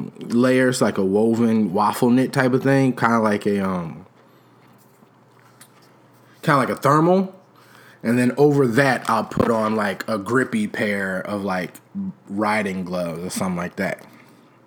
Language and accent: English; Chicago, Illinois, United States